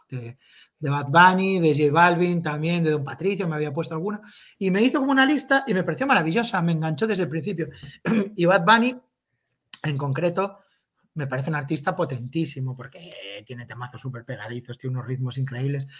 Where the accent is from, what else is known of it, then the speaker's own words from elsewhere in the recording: A Coruña, Galicia, Spain; la gente que somos de allí